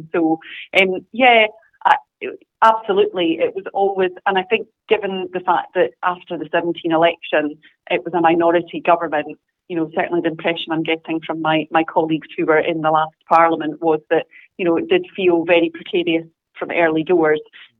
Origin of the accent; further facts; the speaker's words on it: Scotland, United Kingdom; Obviously, I am a Scottish MP, so there is that aspect of what's happening here